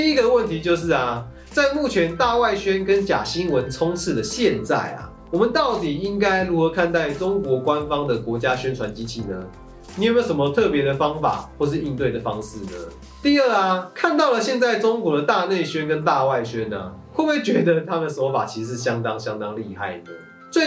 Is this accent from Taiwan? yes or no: yes; Taiwan; 或许这才是我们台湾人更该要注意的意。